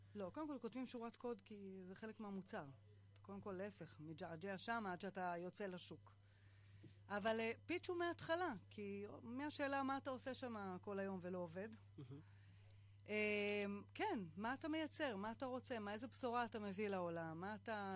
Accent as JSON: {"language": "Hebrew", "town": "Kfar Szold", "region": "Northern District", "country": "Israel", "said": "אני uh, מכפר סאול, זה יישוב ליד uh, קריית שמונה"}